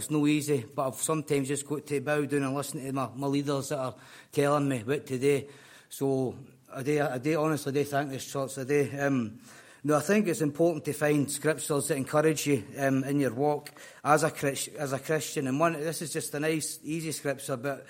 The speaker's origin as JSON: {"language": "English", "region": "Scotland", "country": "United Kingdom", "moved": "as an adult", "said": "You can probably tell by the accent, I'm no fae here, I'm from Scotland."}